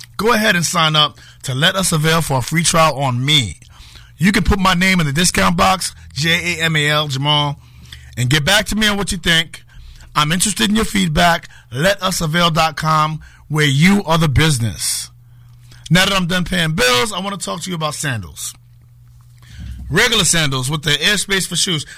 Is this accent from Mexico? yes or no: no; New York City, New York, United States; moved away as an adult; now in Connecticut, United States; I was a kid growing up in Harlem